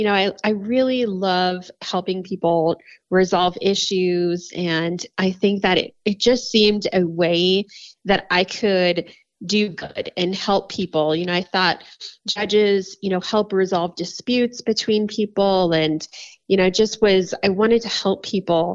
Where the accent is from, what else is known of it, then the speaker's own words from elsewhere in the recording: Florida, United States; now in Colorado, United States; I'm from Florida. So I grew up in Florida.